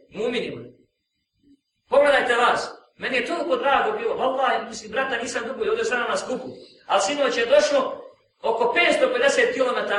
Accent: Bosnia & Herzegovina; now in Austria; što kažu kod nas u Bosni

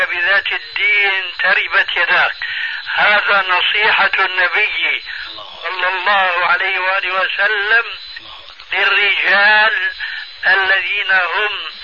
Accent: Syria; عندنا في سوريا

